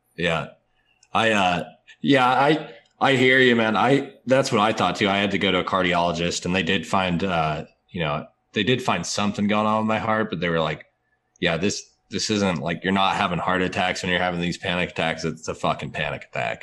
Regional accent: Atlanta, Georgia, United States; also born or lived in Fort Benning, Georgia; I'm actually from Atlanta

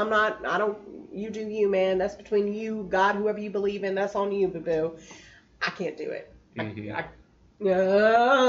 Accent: Gallatin, Tennessee, United States; also born or lived in Arlington, Virginia; grew up in Gallatin, Tennessee, which is just a touch above Nashville

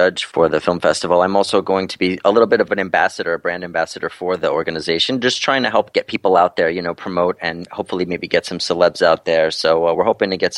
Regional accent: New York City, New York, United States; moved away as an adult; now in New Jersey, United States; I was born and raised in Brooklyn, and I moved out to Jersey, you know, about 10 or 12 years ago

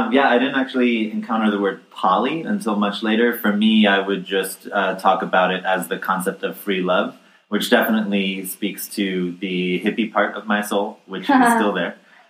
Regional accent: New York, United States; also born or lived in New Jersey; New York and New Jersey.

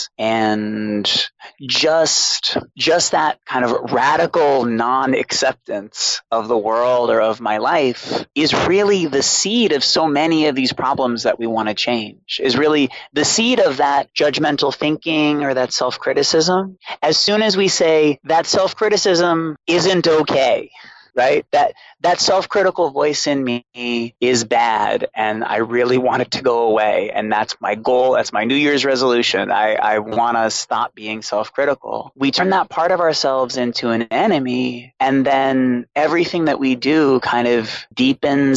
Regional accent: Boston, Massachusetts, United States; born or raised there

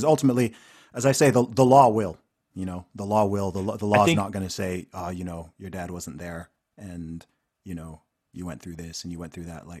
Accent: Saudi Arabia; I grew up in Saudi Arabia with, you know, people from Texas and whatever.

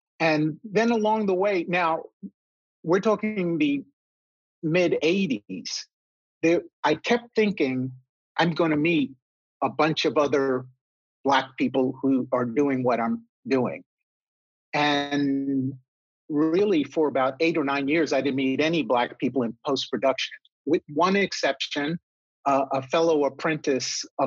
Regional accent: New York City, New York, United States; moved away as an adult; also born or lived in San Diego; I grew up in New York City. I have three brothers. My parents raised us up in the Bronx

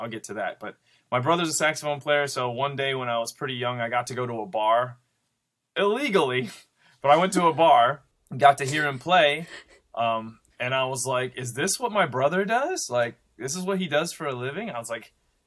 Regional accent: Grand Rapids, Michigan, United States; I'm originally from Grand Rapids, Michigan

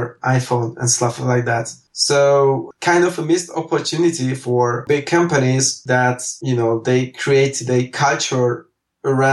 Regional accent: Hungary; I live and work and born and raised in Hungary

